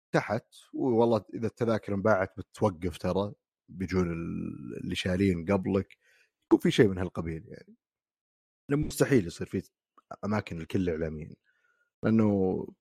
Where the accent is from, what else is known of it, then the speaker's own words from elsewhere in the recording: Saudi Arabia; عندنا في السعوديه